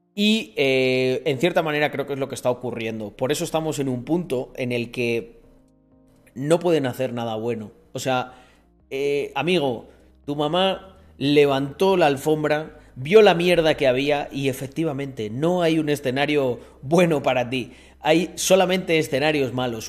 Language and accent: Spanish; Spain; en mi país, Españita